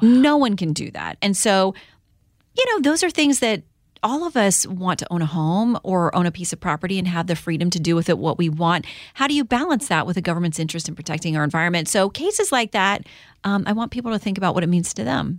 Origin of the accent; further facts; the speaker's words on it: Florida, United States; moved away; as a kid growing up in Florida